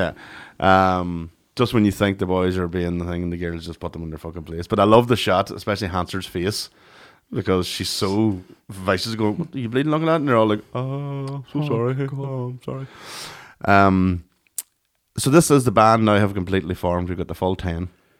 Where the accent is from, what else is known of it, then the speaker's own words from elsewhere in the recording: Ireland; for us as Irish people, we were going, that's the woman we know.